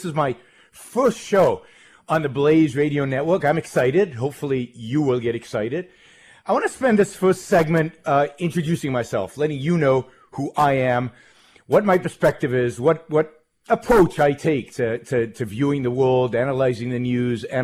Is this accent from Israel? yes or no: yes; Israel; moved away as an adult; now in United States; I was born in Israel, raised in Israel, lived most of my early life in Israel, served in the Israeli army in military intelligence